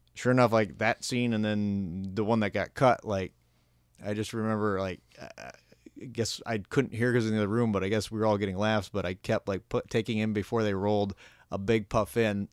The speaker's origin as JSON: {"language": "English", "region": "Minnesota", "country": "United States", "tie": "born or raised there", "moved": "yes", "lives_now": "Los Angeles, United States", "said": "Minnesota, I'd like to get my hometown"}